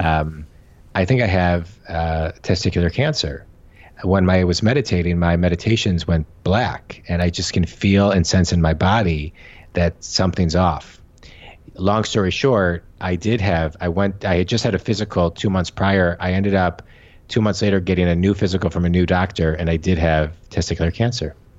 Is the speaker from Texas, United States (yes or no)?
no; Michigan, United States; I'm from Michigan. I'm in, we're in Michigan now with our family